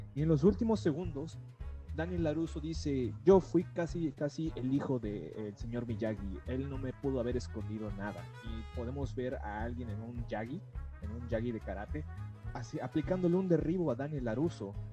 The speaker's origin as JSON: {"language": "Spanish", "country": "Mexico", "said": "como cualquier mexicano"}